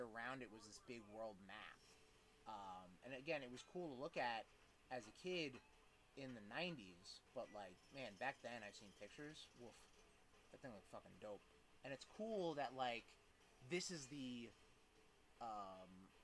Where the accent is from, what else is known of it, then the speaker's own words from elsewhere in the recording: New York, United States; also born or lived in Long Island; I grew up in Flushing